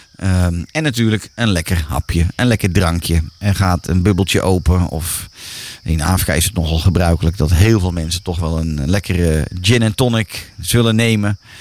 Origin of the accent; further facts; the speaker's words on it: Netherlands; wij Nederlanders